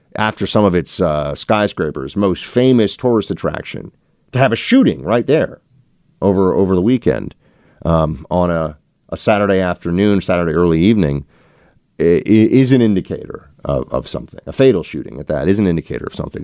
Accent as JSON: {"language": "English", "town": "New York City", "region": "New York", "country": "United States", "said": "I'm a New Yorker"}